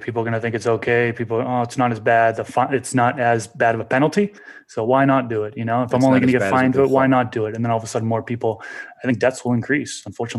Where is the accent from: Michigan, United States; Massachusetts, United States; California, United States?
Massachusetts, United States; I grew up in Massachusetts